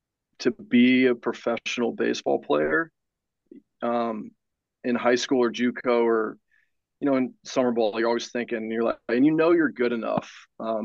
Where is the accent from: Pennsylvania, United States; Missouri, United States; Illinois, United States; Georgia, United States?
Missouri, United States; St. Louis; I grew up in St. Louis